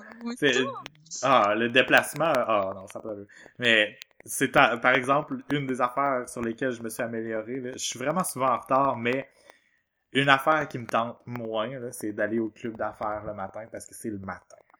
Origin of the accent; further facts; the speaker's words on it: Quebec, Canada; on est québécois